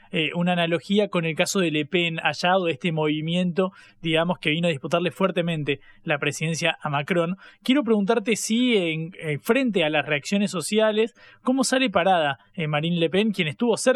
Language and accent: Spanish; San Juan, Argentina; Cuando digo tenemos, me considero sanjuanino porque ahí en la región del Cuyo, la provincia va a ir a las urnas para elegir a su próximo gobernador.